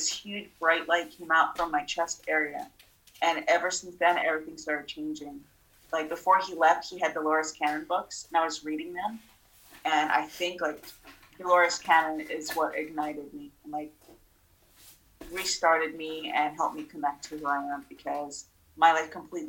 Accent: Moldova; born there; I was born in Moldova, and out there, like gypsies was a thing.

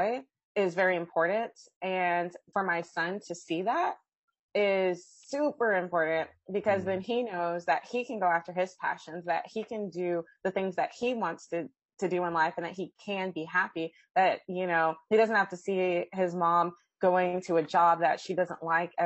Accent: Austin, Texas, United States; I'm from Austin, Texas. Texas is a wonderful state. I love my state. I love my city

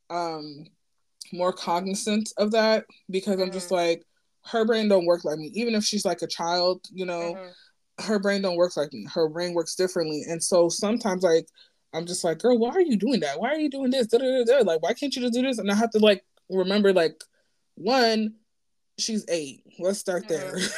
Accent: Nigeria; what I can speak for like being Nigerian in the black community

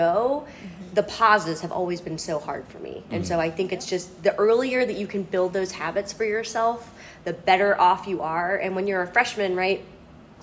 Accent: Cincinnati, Ohio, United States; my hometown is in Cincinnati, Ohio.

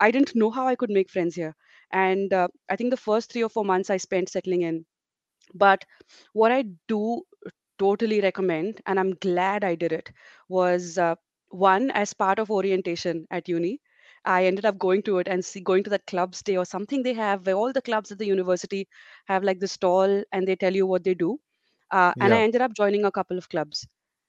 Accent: India; moved away as an adult; also born or lived in Auckland, New Zealand; now in Wellington, New Zealand; the experience we had in India

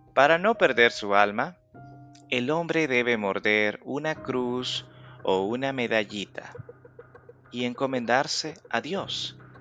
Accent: El Salvador

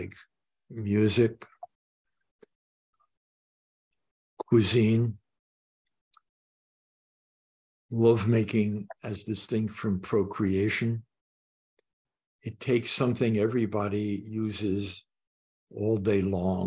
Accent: Long Branch, New Jersey, United States; now in Boston, United States; I was born on the Jersey Shore

